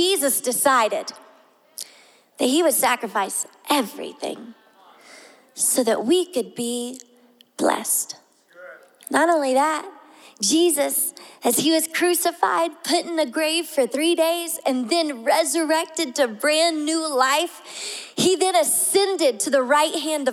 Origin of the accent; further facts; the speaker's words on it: the South, United States; I'm from the South